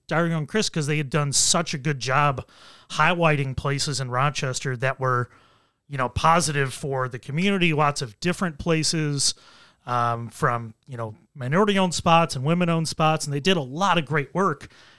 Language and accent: English; Nigeria; We are Nigerian. We do jollof the best.